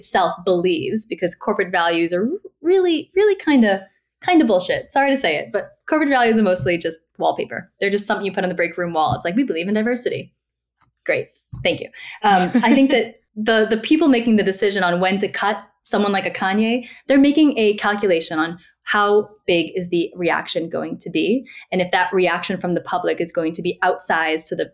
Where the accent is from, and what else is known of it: Woburn, Massachusetts, United States; born or raised there